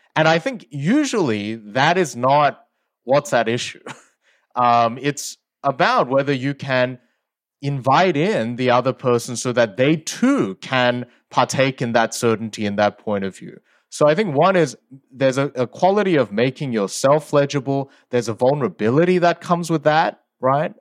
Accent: Sydney, New South Wales, Australia; English is a second language; also born or lived in South Korea; I moved when I was eight from South Korea to Australia, and I didn't speak English at the time

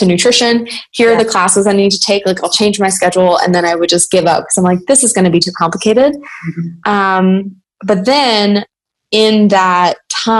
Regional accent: Louisiana, United States; I'm from Louisiana

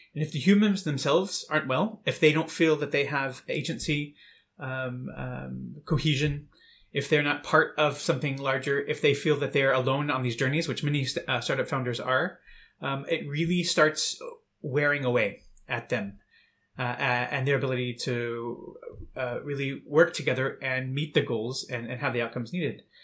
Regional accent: United States; moved away as an adult; now in Berlin, Germany; I'm originally from the United States

